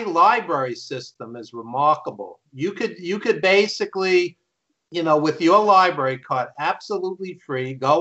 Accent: New York City, New York, United States; accent: Brooklyn; He's from Brooklyn, like me, as you could tell from my accent

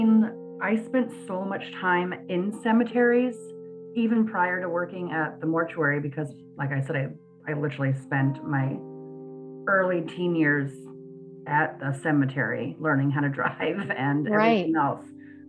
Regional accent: San Francisco, California, United States; I am. I'm from San Francisco.

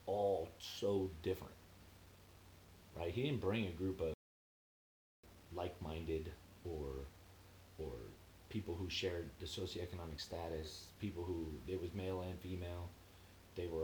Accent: Cathedral City, California, United States; moved away as an adult; also born or lived in Palo Alto; I'm from Cathedral City. I say Palm Springs because nobody knows what Cathedral City is.

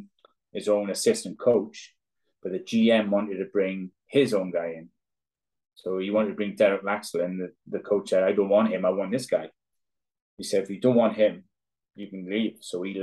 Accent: Cardiff, Wales, United Kingdom; now in Belfast, United Kingdom; Like I'm from Cardiff and I love Cardiff.

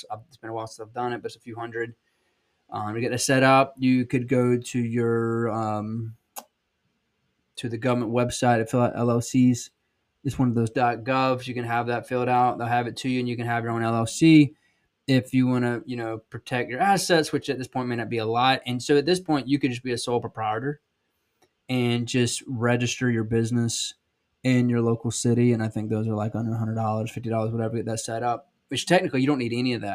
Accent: South Georgia, United States; accent: Southern; I'm from South Georgia

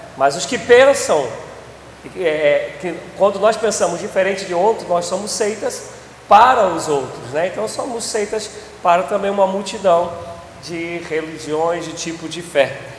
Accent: Brazil; a gente, enquanto brasileiro, a gente é oriundo disso

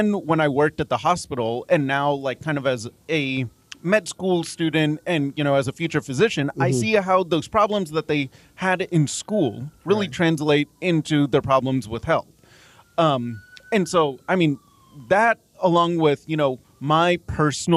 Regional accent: Dallas, Texas, United States; also born or lived in Mumbai, India; now in Lubbock, United States; I grew up in Dallas

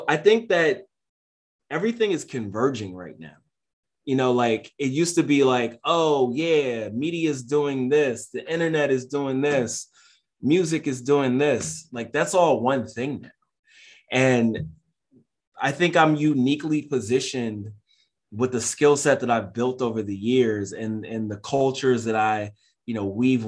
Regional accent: Philadelphia, Pennsylvania, United States; I'm from North Philly. I spent like the first half of my life there

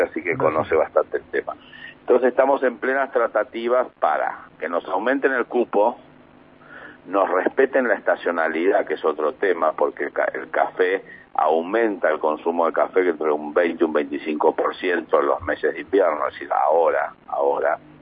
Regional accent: Mar del Plata, Buenos Aires Province, Argentina; soy marplatense

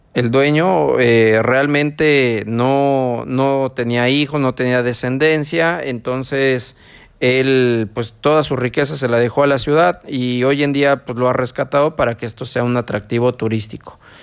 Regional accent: San Martín Texmelucan, Puebla, Mexico; now in Ecuador; donde yo soy, que es San Martín

